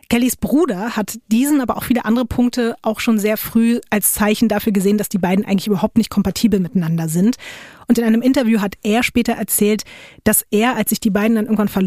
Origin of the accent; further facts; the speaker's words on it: Duisburg, North Rhine-Westphalia, Germany; Ich komme aus Duisburg.